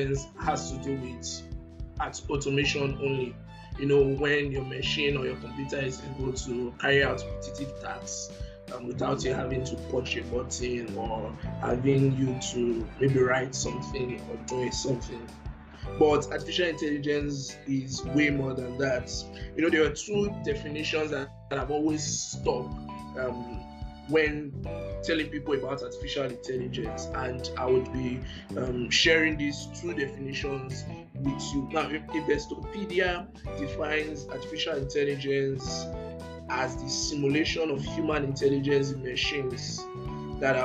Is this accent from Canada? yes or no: no; Nigeria; I'm a Gold Microsoft Lens Student Ambassador from Nigeria.